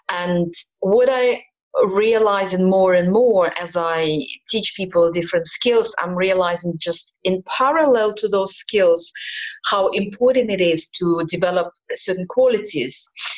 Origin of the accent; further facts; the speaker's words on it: Kazakhstan; also born or lived in Ukraine / Middle East; now in Malta; I was born in Ukraine and brought up in Kazakhstan. I'm British national, and I lived in the Middle East all my life before I ended up in Malta.